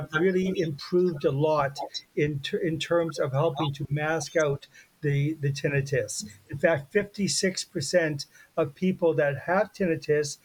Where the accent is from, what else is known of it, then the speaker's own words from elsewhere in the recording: Canada; I'm Canadian